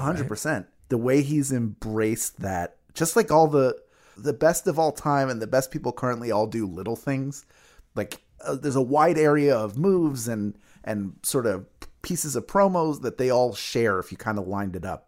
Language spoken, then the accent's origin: English; Philadelphia, Pennsylvania, United States; That's my hometown.